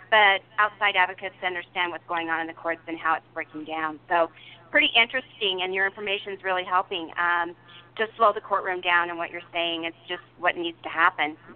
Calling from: Michigan, United States; I'm …. I'm from Oakland County, Michigan.

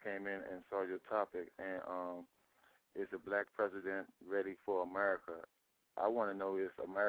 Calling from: Washington, District of Columbia, United States; calling from D.C.

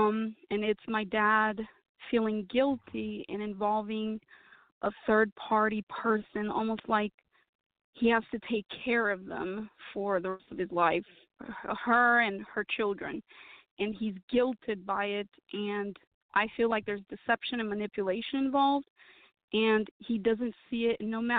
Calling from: Atlanta, Georgia, United States; I'm calling from Atlanta, Georgia.

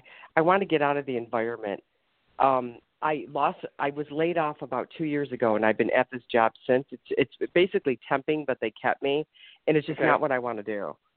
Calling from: Ohio, United States

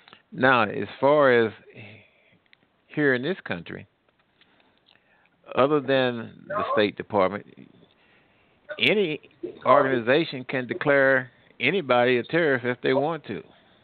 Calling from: Midwest, United States; Oh, I'm calling from the Midwest.

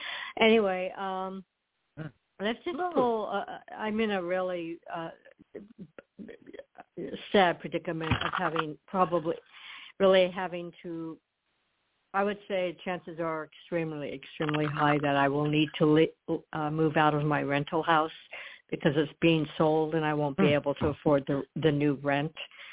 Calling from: Florida, United States; also born or lived in Colorado; I'm calling in from Florida, but my old phone number, 303, is Colorado.

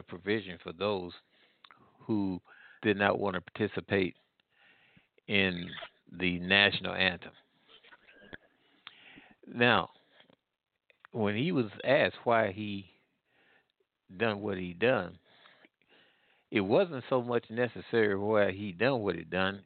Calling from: Midwest, United States; I'm calling from the Midwest.

